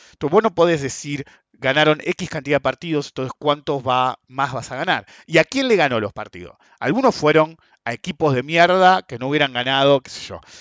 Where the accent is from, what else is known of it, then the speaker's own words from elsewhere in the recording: Argentina; somos argentinos